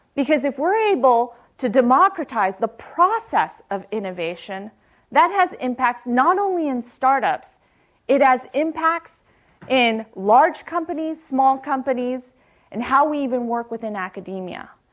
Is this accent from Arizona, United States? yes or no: no; Palo Alto, California, United States; I grew up in Palo Alto, uh, went to high school right across El Camino and Palo Alto High School